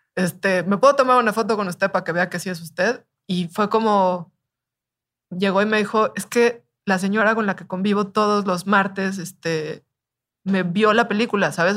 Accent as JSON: {"language": "Spanish", "country": "Mexico", "said": "soy mexicana"}